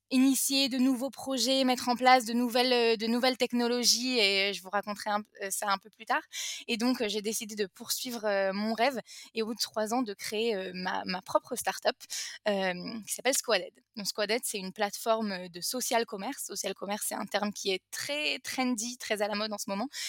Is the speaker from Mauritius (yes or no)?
no; France; now in Israel; j'ai 28 ans, je suis française, je suis née en France, mais je suis aujourd'hui en, Israël.